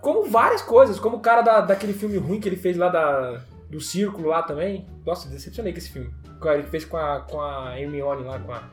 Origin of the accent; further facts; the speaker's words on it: Brazil; Nós que somos brasileiros